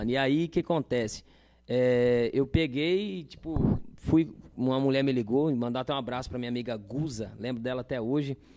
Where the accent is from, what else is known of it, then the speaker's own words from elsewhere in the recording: Machadinho, Rio Grande do Sul, Brazil; Falei, velho, vim do Machadinho tocava lá na, to, toco na noite lá e, e trabalhava numa agropecuária